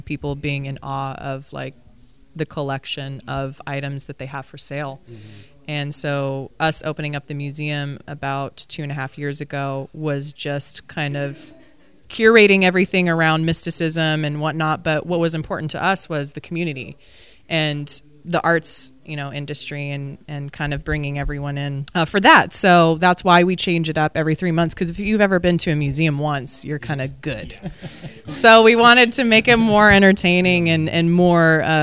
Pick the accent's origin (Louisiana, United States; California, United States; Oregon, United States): California, United States; Burbank; I grew up here in Burbank and Los Angeles